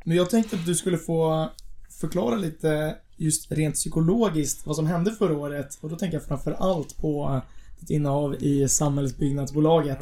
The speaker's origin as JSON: {"language": "Swedish", "town": "Stockholm", "region": "Stockholm County", "country": "Sweden", "said": "vi är båda från Stockholm"}